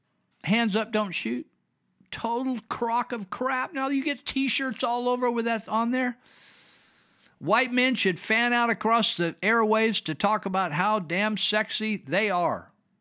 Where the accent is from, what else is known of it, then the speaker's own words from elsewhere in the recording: Los Angeles, California, United States; As a black kid and wannabe thug growing up in Los Angeles, I knew some great Asian people.